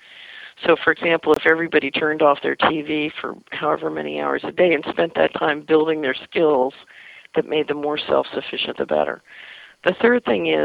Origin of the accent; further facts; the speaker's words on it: Philadelphia, Pennsylvania, United States; when I was a little girl growing up in West Philadelphia